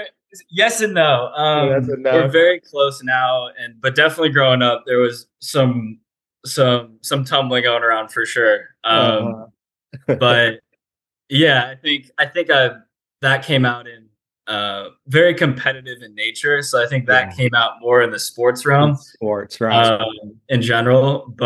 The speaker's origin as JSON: {"language": "English", "town": "Piedmont", "region": "California", "country": "United States", "tie": "born or raised there", "said": "Absolutely. Piedmont, California. So very small town inside Oakland."}